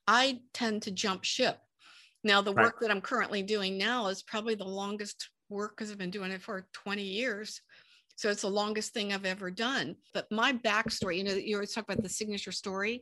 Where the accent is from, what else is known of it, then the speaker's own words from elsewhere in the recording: Pittsburgh, Pennsylvania, United States; moved away as an adult; also born or lived in Santa Ana, California; I'm from Pittsburgh, Pennsylvania, and moved from Pittsburgh to Santa Ana, California